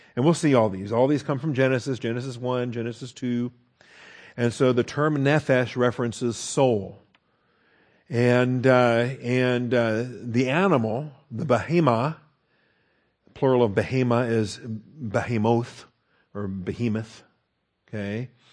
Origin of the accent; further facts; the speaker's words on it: Washington, United States; I grew up in Washington State, and, and we are a lumberjack state